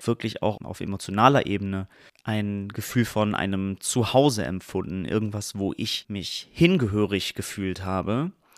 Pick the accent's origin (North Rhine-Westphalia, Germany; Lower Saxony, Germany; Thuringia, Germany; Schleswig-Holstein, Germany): Lower Saxony, Germany; Dangast; moved away; Ich bin in Dangast aufgewachsen. Ich habe in Dangast von meinem achten Lebensjahr bis ich 18 war dort gelebt, zehn Jahre.